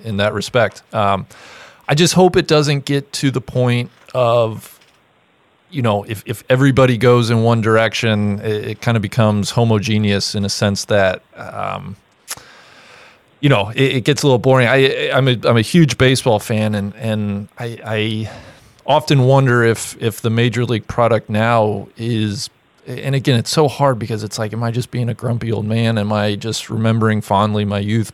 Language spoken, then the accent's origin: English; Cincinnati, Ohio, United States; I grew up in Cincinnati, Ohio